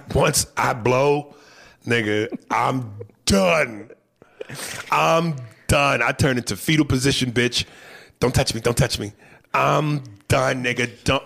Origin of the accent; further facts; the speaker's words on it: Guatemala; I'm from Guatemala.